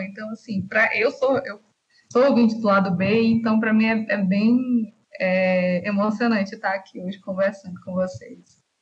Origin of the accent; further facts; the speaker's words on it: Pombal, Paraíba, Brazil; eu sou sertanejo, de uma cidade a, a cinco horas de uma Pessoa